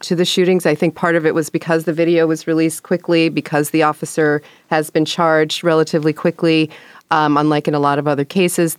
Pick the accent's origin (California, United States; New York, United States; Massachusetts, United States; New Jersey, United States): New York, United States; I'm an O G from that era from New York